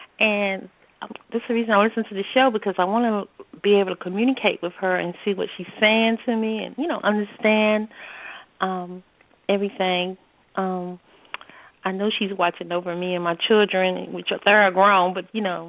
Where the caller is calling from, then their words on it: North Carolina, United States; I'm calling from the Carolinas